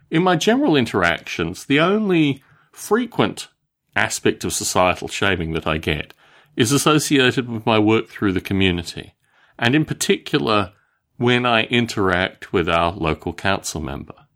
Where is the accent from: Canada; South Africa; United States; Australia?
Australia; When I was growing up in Australia